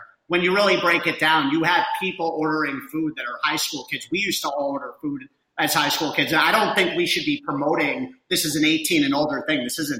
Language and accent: English; New Jersey, United States; now in Denver, United States; We're all from Jersey